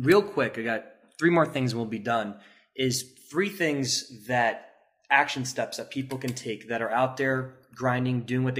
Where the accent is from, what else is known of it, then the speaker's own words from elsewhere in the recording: New York, United States; I say idea wrong because I'm from New York